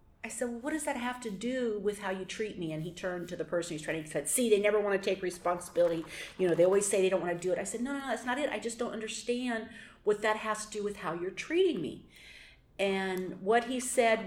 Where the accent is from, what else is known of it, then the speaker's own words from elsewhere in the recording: Portland, Oregon, United States; I'm from Portland, Oregon